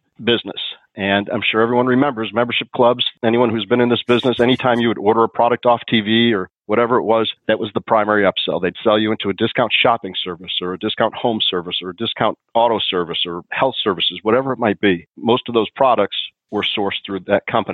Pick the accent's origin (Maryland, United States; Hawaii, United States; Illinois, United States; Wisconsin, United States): Illinois, United States; Chicago; I grew up in Chicago